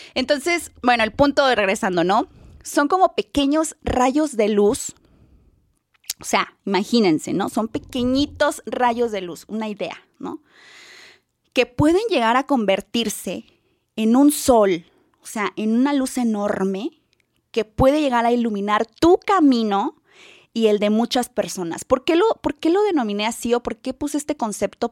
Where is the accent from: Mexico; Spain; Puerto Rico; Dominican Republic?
Mexico; San Luis Potosí; moved away as an adult; now in Guadalajara, Mexico; yo cuando llegué aquí a Guadalajara, yo soy de San Luis, cuando llegué aquí a Guadalajara por, por situaciones de trabajo